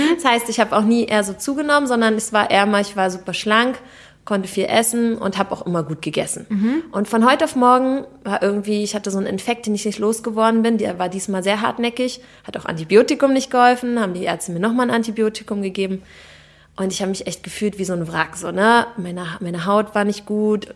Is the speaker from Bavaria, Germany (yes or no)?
no; Berlin, Germany; ich bin aus Berlin, Berlinerin